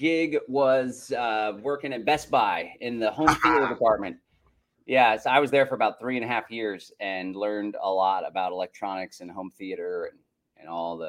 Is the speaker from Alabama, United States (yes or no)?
no; Austin, Texas, United States; also born or lived in Bastrop County, Texas; I hail from Central Texas, was born and raised in Austin, got out of the city a couple years ago, moved to the country, Bastrop County. We have a 10-acre homestead.